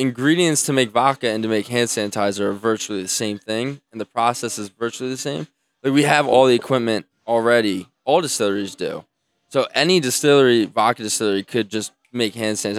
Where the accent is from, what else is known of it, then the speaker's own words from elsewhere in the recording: Belmont Hills, Pennsylvania, United States; I'm from Belmont Hills.